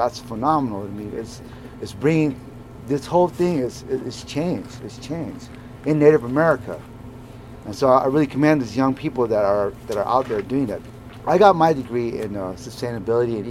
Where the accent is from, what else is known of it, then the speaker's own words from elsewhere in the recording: Southern Arizona, United States; I come from South Arizona